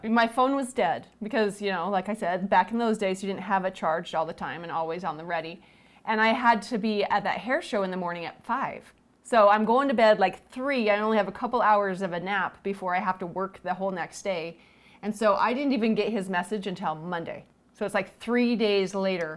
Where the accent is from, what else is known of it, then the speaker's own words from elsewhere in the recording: Cache Valley, Utah, United States; I'm from Cache Valley, which is about an hour and a half north of Salt Lake City